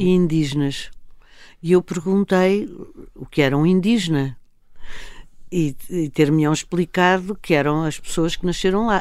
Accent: Lisbon, Portugal; eu, quando era miúda, já, já em Lisboa, uhum. nós tínhamos uma, uma casa no Restelo

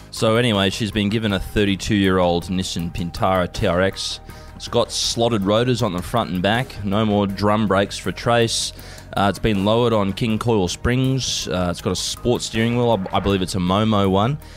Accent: Hong Kong; And I was raised in Hong Kong where it was legal.

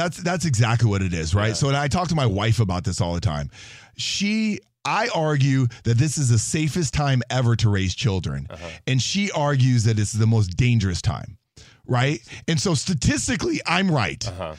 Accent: Eugene, Oregon, United States; So I'm from Oregon.

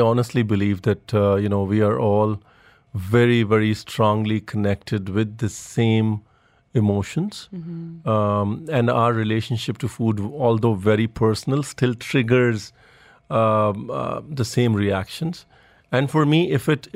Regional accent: Lucknow, Uttar Pradesh, India; now in Dubai, United Arab Emirates; I grew up in a small town in north of India called Lucknow

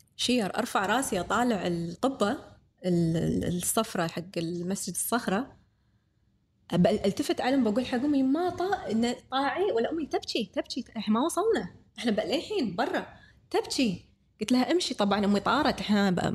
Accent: Kuwait; احنا من الكويت

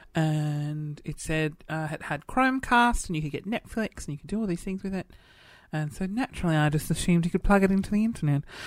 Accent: Adelaide, South Australia, Australia; growing up in Adelaide

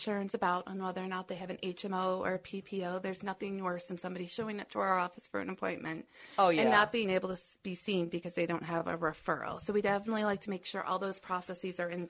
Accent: Detroit, Michigan, United States; also born or lived in Cincinnati; I grew up in Metro Detroit

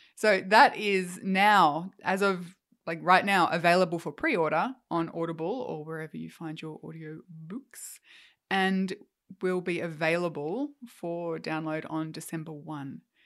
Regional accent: Australia

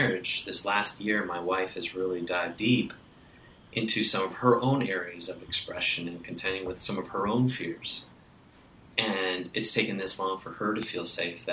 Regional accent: Wisconsin, United States; I grew up in Wisconsin where sarcasm is kind of like part of our language

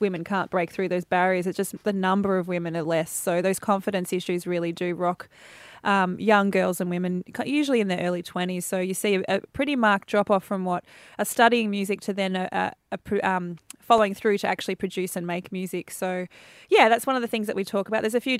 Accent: Shepparton, Victoria, Australia; moved away as an adult; now in Melbourne, Australia; I grew up in Shepparton. I've been in Melbourne for about 20 years now

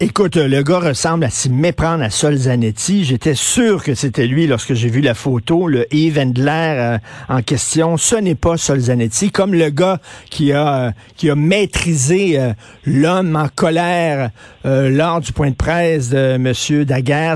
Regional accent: Quebec, Canada; chez nous au Québec

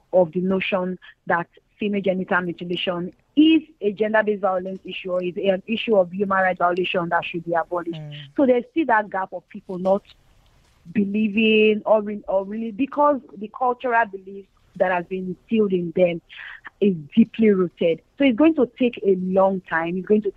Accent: Nigeria; speaking from the reality of Nigeria and as a Nigerian

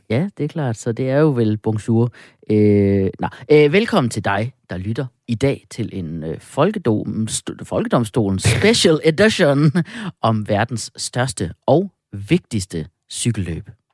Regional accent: Jutland, Denmark; accent: Jutlandic; jeg er jo jyde

